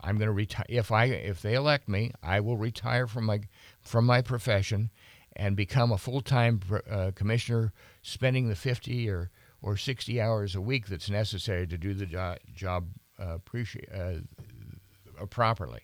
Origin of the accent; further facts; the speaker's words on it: Bozeman, Montana, United States; now in Helena, United States; born, born and raised in Bozeman.